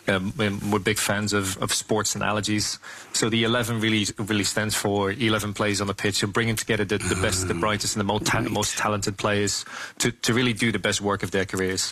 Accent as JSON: {"language": "English", "country": "Netherlands", "tie": "born or raised there", "also_born_or_lived": "Amsterdam", "accent": "Dutch", "moved": "as an adult", "lives_now": "London, United Kingdom", "said": "I was born and raised in the Netherlands, actually. You can probably still hear some of the accent, even though I left Amsterdam quite a few years ago now"}